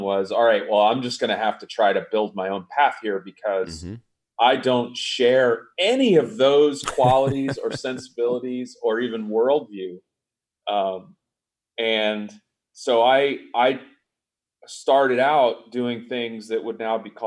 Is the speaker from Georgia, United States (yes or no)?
yes; Atlanta, Georgia, United States; I grew up in the South, you mentioned, in a family of folks that were in the arts. I was fortunate, being from Atlanta